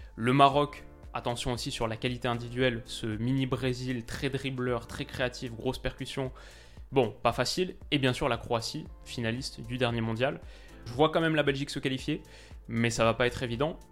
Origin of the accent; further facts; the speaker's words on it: France; je suis français